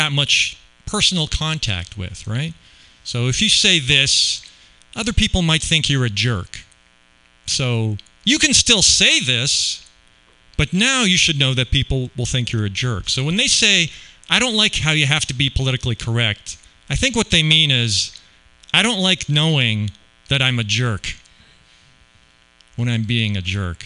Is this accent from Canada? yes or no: yes; Canada; now in Las Vegas, United States; I grew up in Canada where we don't really have guns so much